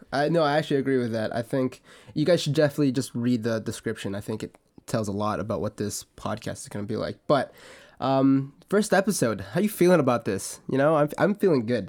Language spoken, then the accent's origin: English; Canada; I'm Canadian and I go to school in Alberta.